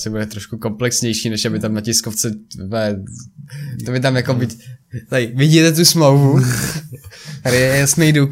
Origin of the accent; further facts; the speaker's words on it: Slovakia; to je jako, kamo, jste hrně, že jste Slováci, já jako Slovák jsem dal ukrajinskou vlajku.